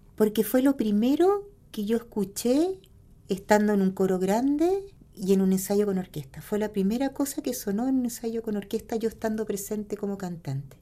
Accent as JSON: {"language": "Spanish", "town": "Punta Arenas", "region": "Magallanes and Chilean Antarctica", "country": "Chile", "tie": "born or raised there"}